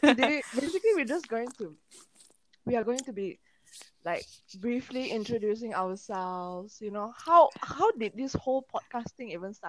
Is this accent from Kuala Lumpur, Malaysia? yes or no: no; Ampang, Selangor, Malaysia; also from Ampang.